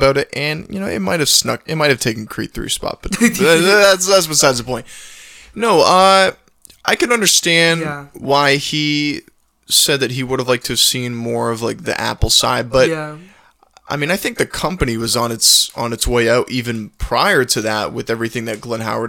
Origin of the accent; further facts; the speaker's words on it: Waterloo, Ontario, Canada; I'm from Waterloo, where the vampires are.